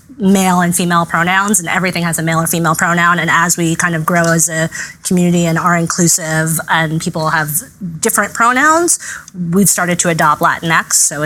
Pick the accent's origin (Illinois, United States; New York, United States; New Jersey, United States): New York, United States; I am born and raised in New York, Manhattan's Upper West Side. My parents came over from Cuba and Dominican Republic, respectively.